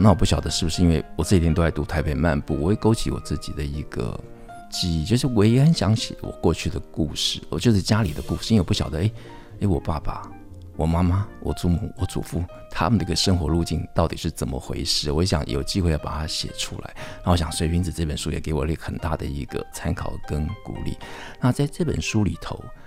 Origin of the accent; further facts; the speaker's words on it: Taipei, Taiwan; 我小时候是在双连出生，那双连其实就在圆环的一个周边，我后来又住到剑潭